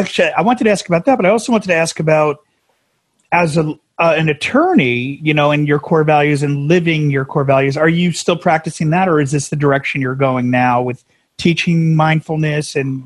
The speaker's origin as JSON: {"language": "English", "region": "New Jersey", "country": "United States", "said": "we were New Jersey, and we're transplants out here."}